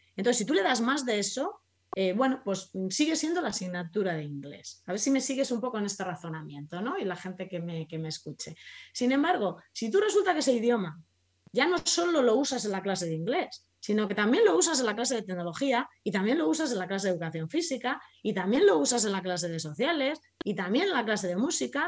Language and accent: Spanish; Spain; yo soy español